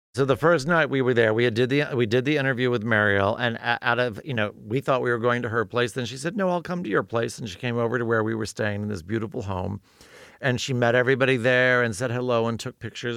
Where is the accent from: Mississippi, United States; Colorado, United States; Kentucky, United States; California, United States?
California, United States; Los Angeles; I'm from Los Angeles